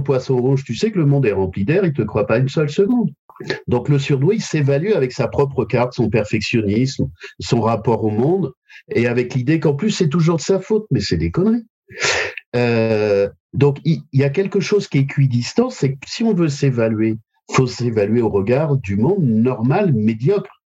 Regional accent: Royan, Nouvelle-Aquitaine, France; moved away; also born or lived in Paris / Bordeaux; je suis originaire de Royan

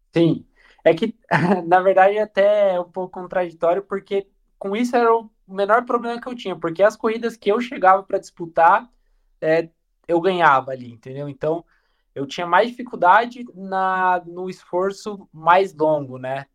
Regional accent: São José dos Campos, São Paulo, Brazil; also born or lived in Araraquara; eu sou de São José dos Campos, então nessa época aí dos, dos 11 anos mais ou menos, eu mudei para Araraquara

